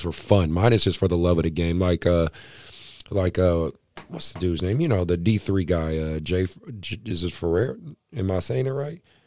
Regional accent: Oakland, California, United States; I'm a kid from Oakland

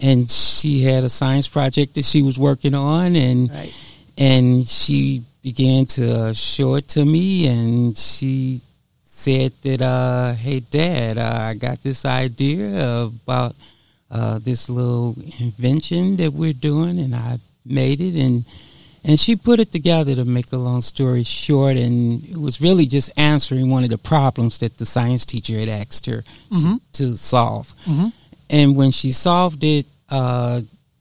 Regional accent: Chicago, Illinois, United States; we're originally from Chicago, Illinois, and we grew up there as natives

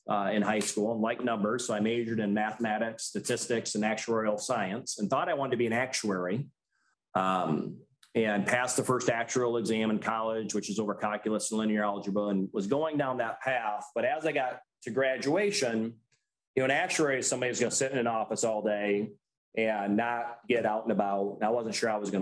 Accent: Remus, Michigan, United States; moved away as an adult; now in The Woodlands, United States; growing up in Remus, Michigan

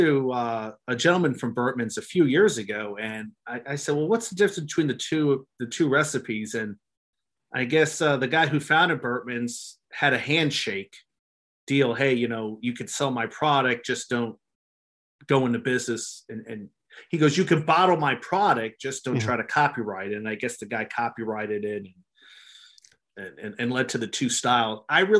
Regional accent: New Jersey, United States; moved away; I'm from New Jersey

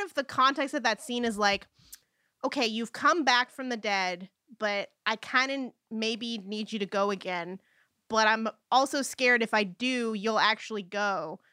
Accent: United States; as an American

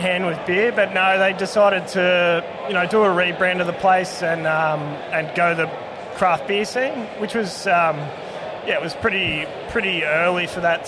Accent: near Swan Hill, Kerang, northern Victoria, Australia; I come from up up north country, a lot of lager drinkers there.

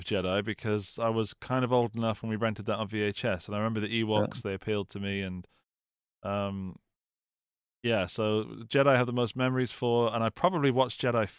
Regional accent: United Kingdom; Dan, I am British, okay?

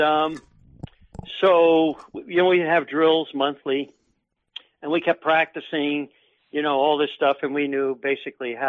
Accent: Takoma Park, Maryland, United States; also born or lived in Washington, D.C.; grew up in Maryland, and at the time, I think the second largest city in the state of Maryland was the city of Tacoma Park

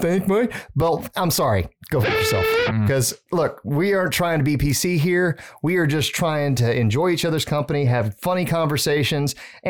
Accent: Louisiana, United States; But growing up in Southern Louisiana was fun.

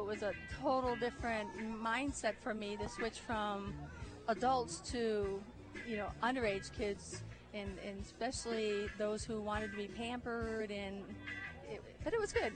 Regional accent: Michigan, United States; moved away as an adult; now in Savannah, United States; I'm from Michigan originally. I went to Central Michigan for both undergrad and graduate school

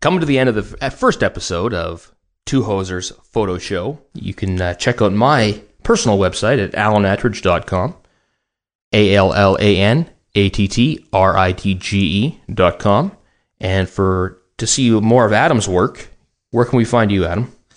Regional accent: Vancouver, British Columbia, Canada; I'm from Vancouver, Canada

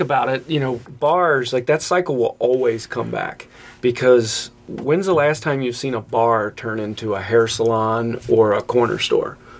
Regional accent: Kentucky side, United States; I came from the Kentucky side

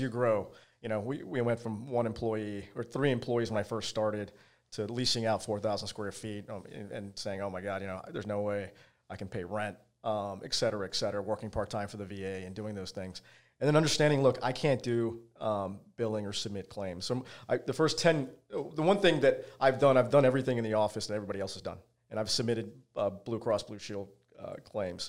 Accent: Virginia, United States; I grew up in Virginia, uh, as a small kid

